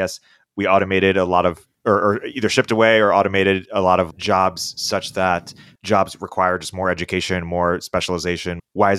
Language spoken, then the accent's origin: English; New Jersey, United States; moved away; also born or lived in Michigan; I'm from New Jersey.